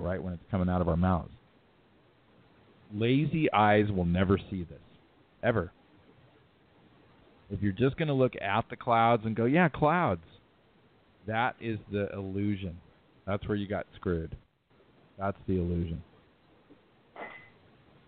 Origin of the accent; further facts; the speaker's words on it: California, United States; now in Utah, United States; I'm from California. I'm from Cali